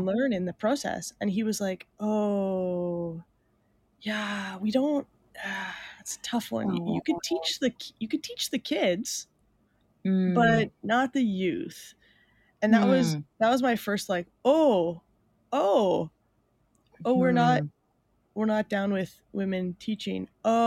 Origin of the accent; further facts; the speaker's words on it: Mooretown, Ontario, Canada; I grew up in a very small town south of Sarnia. It's called Moortown